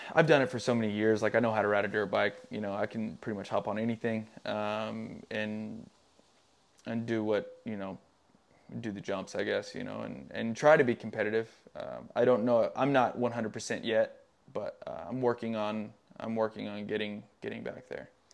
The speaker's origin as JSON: {"language": "English", "region": "Tennessee", "country": "United States", "tie": "born or raised there", "moved": "as an adult", "said": "it's a great place to grow up. I grew up in the middle of nowhere, super small town"}